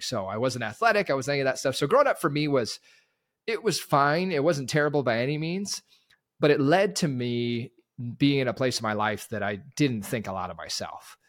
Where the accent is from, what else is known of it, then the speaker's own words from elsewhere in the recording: Terrace, British Columbia, Canada; I grew up in Northwest B C, Terrace, British Columbia.